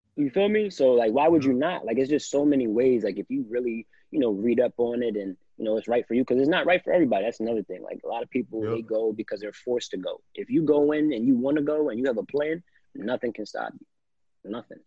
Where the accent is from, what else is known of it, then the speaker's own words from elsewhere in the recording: New Jersey, United States; I'm a kid from South Jersey.